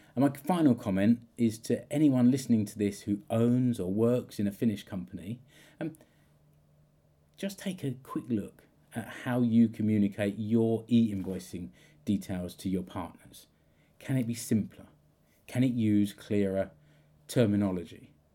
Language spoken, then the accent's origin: English; United Kingdom; moved away; I'm British.